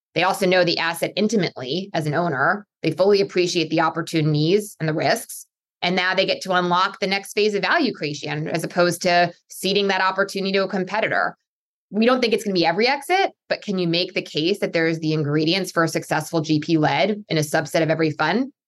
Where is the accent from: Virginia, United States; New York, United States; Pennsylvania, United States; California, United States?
Pennsylvania, United States; I'm originally from Pennsylvania